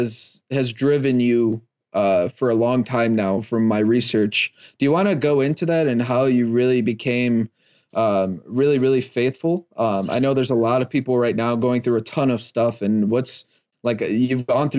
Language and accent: English; Chicago, Illinois, United States; I'm originally from Chicago and the small part outside of downtown called Humboldt Park.